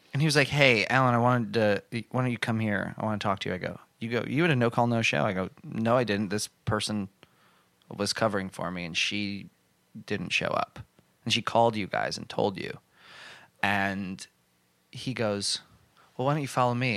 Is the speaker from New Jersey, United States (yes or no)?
yes; New Jersey, United States; I worked at the Applebee's in my hometown